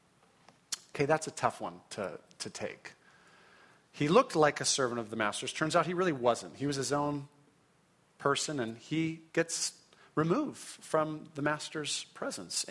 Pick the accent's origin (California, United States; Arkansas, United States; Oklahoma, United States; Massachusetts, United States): California, United States; Orange County; I grew up in Orange County in a wonderful Christian home